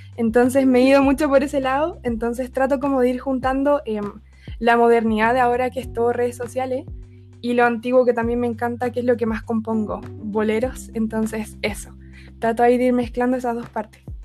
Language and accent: Spanish; Chile; soy de Chile